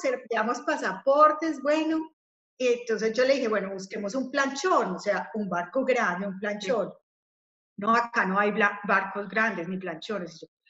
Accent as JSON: {"language": "Spanish", "country": "Colombia", "said": "yo soy colombiana"}